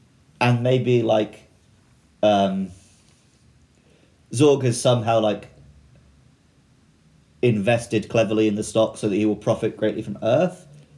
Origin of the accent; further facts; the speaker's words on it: United Kingdom; Despite being a Brit.